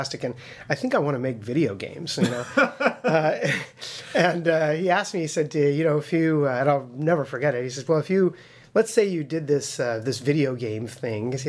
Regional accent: Las Vegas, Nevada, United States; I was born and raised in Vegas. Yeah, I never lived anywhere else

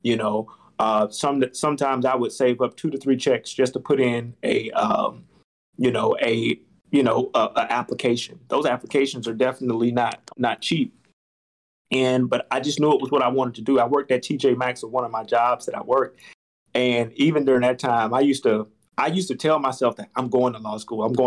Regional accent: Albany, Georgia, United States; moved away as an adult; now in Tampa, United States; growing up in Albany, Georgia

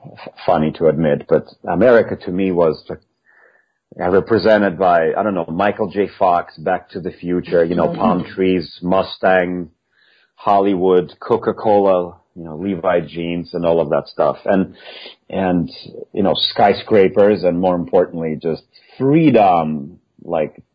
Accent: Russia; moved away as an adult; now in United States; I am the first Russian wind player that basically ever did that and ever got a principal job eventually in major orchestra in the U.S.

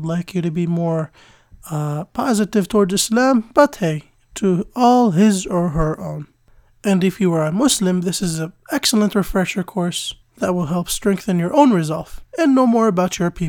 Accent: United States; also born or lived in Jordan; I was born in the United States and lived here for the majority of my life.

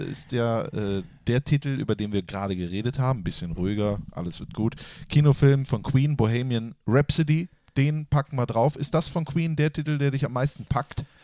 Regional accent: Netherlands; Als Holländer kennt man sich. Es gibt ja nicht so, ist ja nicht so groß.

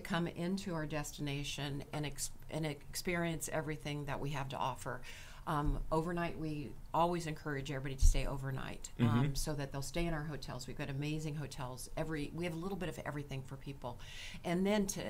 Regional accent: San Diego, California, United States; moved away as an adult; also born or lived in Galveston, Texas; now in Spokane, United States; growing up in San Diego, the word y'all come out and those type of things just from growing up

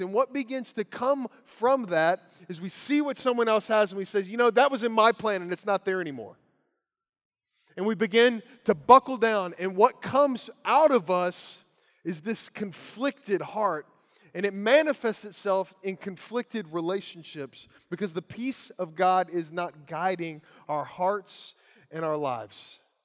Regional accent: Lawrenceburg, Kentucky, United States; As a teenage boy growing up in Lawrenceburg, Kentucky

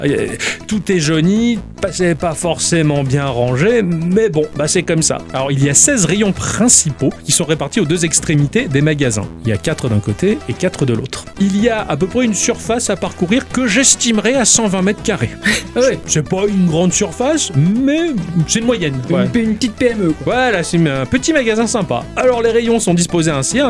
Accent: France; je suis français

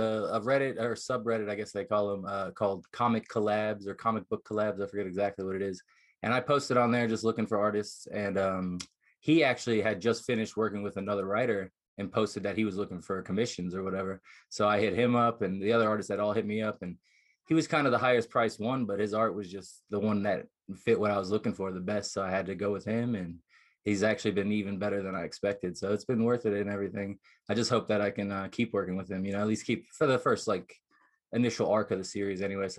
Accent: New Jersey, United States; now in Las Vegas, United States; I've been out here most of my life, but originally I'm from New Jersey.

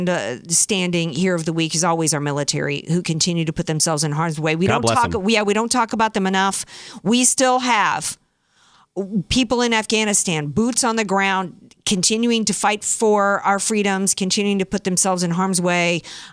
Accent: Bronx, New York, United States; I'm from the Bronx. People like don't talk like that from the Bronx.

